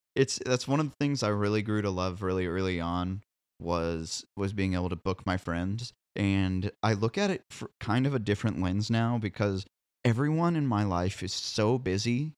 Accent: Columbia, Missouri, United States; moved away as an adult; now in Nashville, United States; I grew up in Columbia, Missouri

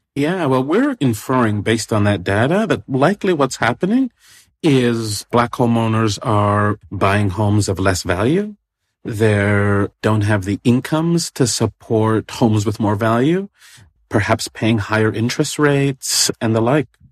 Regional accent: Toronto, Ontario, Canada; moved away; I grew up in Toronto

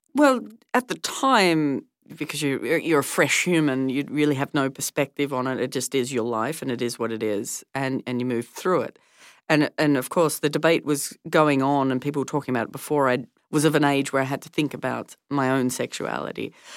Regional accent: Tasmania, Australia; growing up in Tasmania during the debates

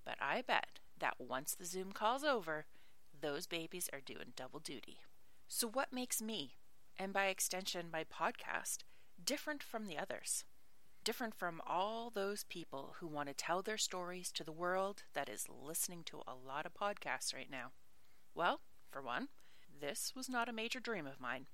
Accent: Nova Scotia, Canada; moved away as an adult; also born or lived in Ireland; I'm Canadian, from Nova Scotia

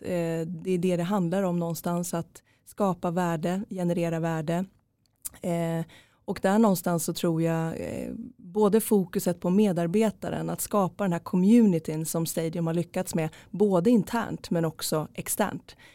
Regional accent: Norrköping, Östergötland, Sweden; jag är från Norrköping

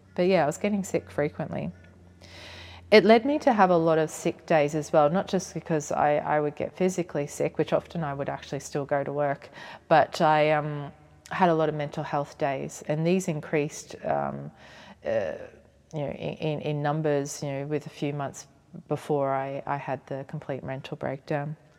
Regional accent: Cairns, Queensland, Australia; moved away as an adult; also born or lived in Brisbane; I completed my undergraduate training via distance in my hometown of Cairns, and then I moved to Brisbane

